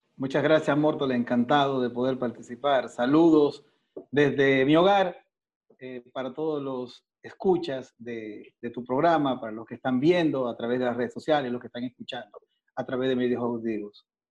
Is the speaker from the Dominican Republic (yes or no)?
yes; Dominican Republic; moved away as an adult; now in Ecuador; yo soy dominicano, yo soy de República Dominicana